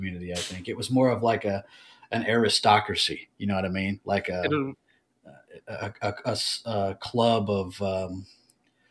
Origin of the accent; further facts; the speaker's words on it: United States; I'm American.